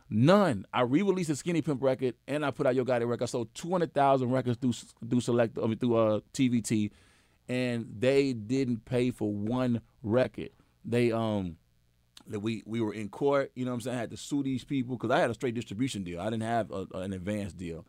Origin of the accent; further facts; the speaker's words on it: Memphis, Tennessee, United States; I'm from Memphis